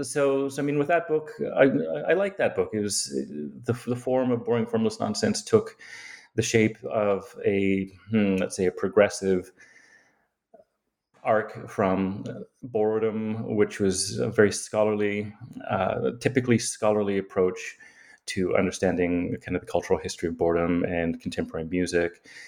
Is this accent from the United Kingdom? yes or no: no; Yukon, Canada; I often like to say that I grew up in the Yukon, actually, because it sounds terribly exotic. I don't know that it actually is, but it's a place that is like the Alaska of Canada, I suppose, right? It's this frontier land.